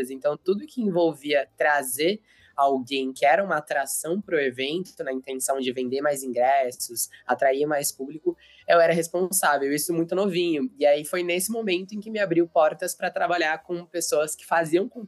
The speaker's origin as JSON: {"language": "Portuguese", "town": "Americana", "region": "São Paulo", "country": "Brazil", "said": "Eu sou do interior de São Paulo, sou de ah, é? Americana."}